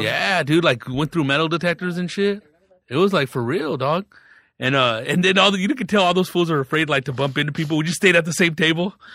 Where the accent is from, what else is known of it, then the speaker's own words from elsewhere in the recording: Riverside, California, United States; I grew up in Riverside